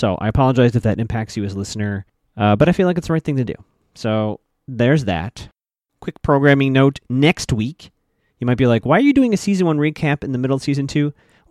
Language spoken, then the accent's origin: English; Chicago, Illinois, United States; I grew up in Chicago